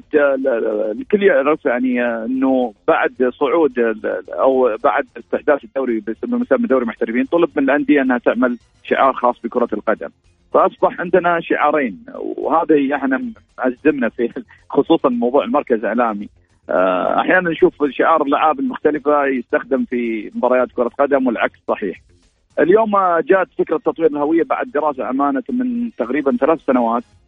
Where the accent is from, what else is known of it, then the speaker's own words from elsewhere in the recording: Al-Ahsa, Eastern Province, Saudi Arabia; في جبل القاره عندنا في الاحساء